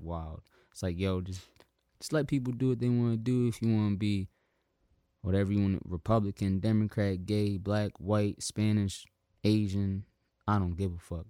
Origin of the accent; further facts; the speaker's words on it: South Africa; I'm South African